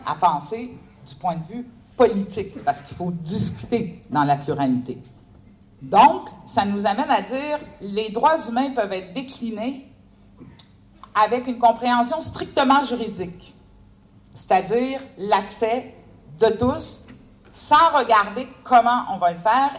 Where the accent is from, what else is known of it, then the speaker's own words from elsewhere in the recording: Canada; je suis canadienne.